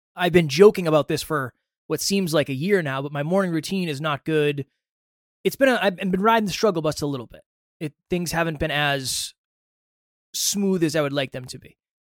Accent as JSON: {"language": "English", "region": "Massachusetts", "country": "United States", "tie": "born or raised there", "said": "Alan and I grew up in the same town in Massachusetts"}